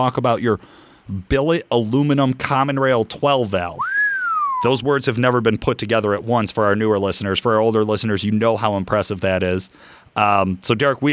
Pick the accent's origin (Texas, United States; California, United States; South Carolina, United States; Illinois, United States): Illinois, United States; Chicago; I'm from Chicago